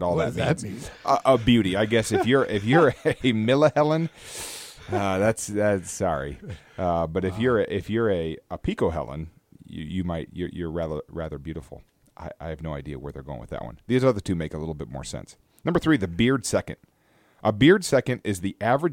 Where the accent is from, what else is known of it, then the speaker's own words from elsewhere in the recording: United States; moved away; I grew up in America